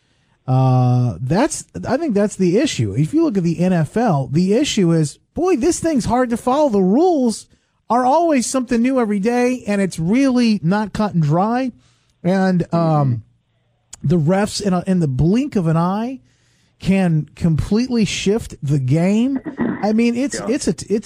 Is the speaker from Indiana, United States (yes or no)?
yes; Evansville, Indiana, United States; now in Michigan, United States; I grew up in Indiana, and we had Indiana University